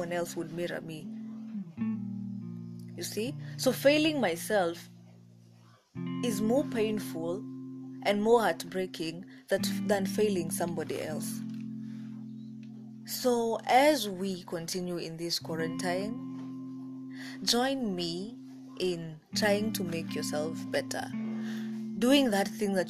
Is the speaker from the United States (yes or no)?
no; Kenya; I'm African, I'm Kenyan